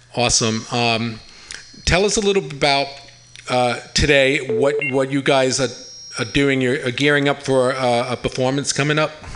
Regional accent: Long Island, New York, United States; now in San Francisco, United States; I'm from Long Island.

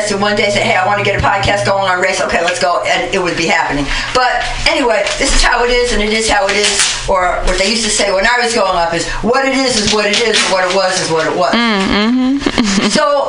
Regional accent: New York City, New York, United States; now in San Francisco Bay Area, United States; I've been here for over 35 years. I'm from the Bronx, but I'm still from the Bronx

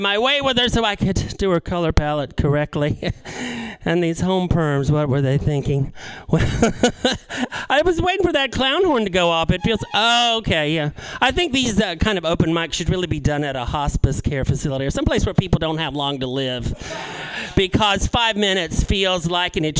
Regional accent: North Carolina, United States; I grew up in North Carolina

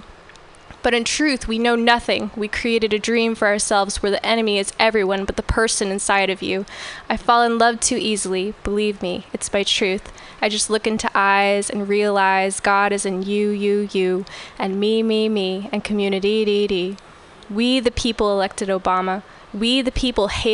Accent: Orange County, Southern California, United States; moved away as an adult; now in San Francisco, United States; I grew up in Orange County in Southern California, and I moved here 7 years ago

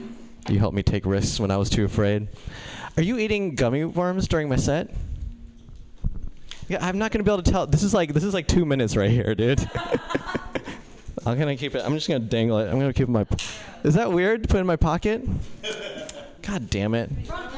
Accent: India; Yeah. Yeah. I'm Indian, too. Do you feel closer to me now?

